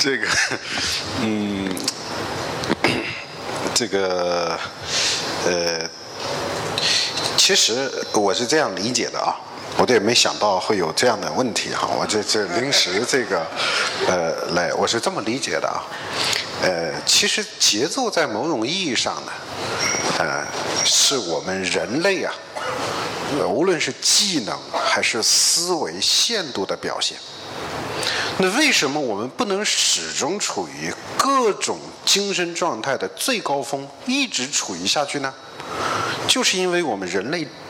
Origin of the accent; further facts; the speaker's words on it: China; 我们中国人面对这个复杂多变的世界